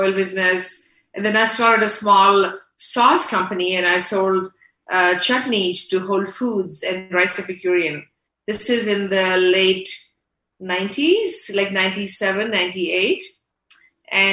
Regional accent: India; born or raised there; moved away as an adult; also born or lived in Canada; now in Houston, United States

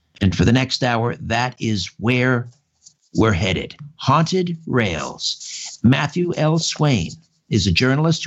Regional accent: Brantford, Ontario, Canada; now in Thornhill, Canada; I grew up in Brantford, just a couple miles from the old TH&B Railroad

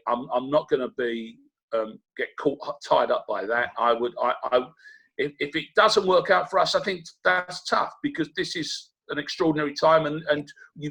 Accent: Rochford, East of England, United Kingdom; born there

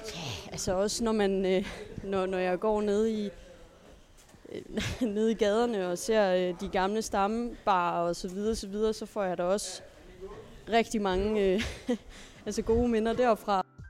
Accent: Svendborg, Southern Denmark, Denmark; moved away as an adult; now in Aarhus, Denmark; jeg er jo blevet født på Tåsinge, men, men jeg siger, at jeg er fra Svendborg

